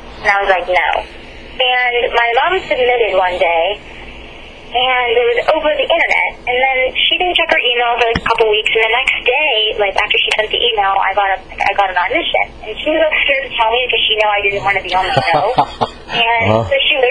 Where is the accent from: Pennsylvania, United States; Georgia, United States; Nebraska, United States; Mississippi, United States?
Pennsylvania, United States; Pittsburgh; I'm from Pittsburgh, Pennsylvania